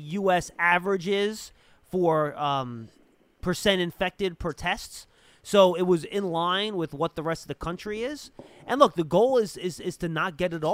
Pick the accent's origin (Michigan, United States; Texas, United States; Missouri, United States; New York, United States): New York, United States; New York City; … and I are from Brooklyn.